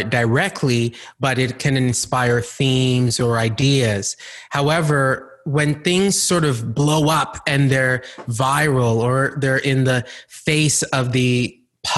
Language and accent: English; Calgary, Alberta, Canada; also born or lived in Ghana; I grew up partly in Calgary, Alberta, and the other part of my childhood, I grew up in Ghana, West Africa